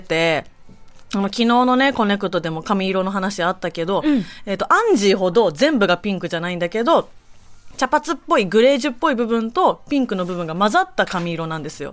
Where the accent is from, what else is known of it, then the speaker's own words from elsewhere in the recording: Yokkaichi, Mie, Japan; 地元は三重県、四日市北警察署にて、一日署長させていただきました